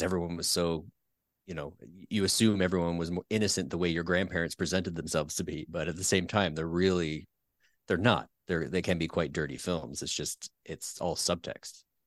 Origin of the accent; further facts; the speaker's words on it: Peterborough, Ontario, Canada; I grew up in a, a town called Peterborough, which is not Winnipeg